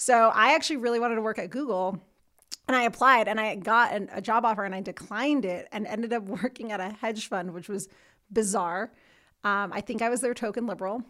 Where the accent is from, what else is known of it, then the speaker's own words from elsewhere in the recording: New Jersey, United States; moved away as an adult; now in Denver, United States; from New Jersey originally, if you can hear it.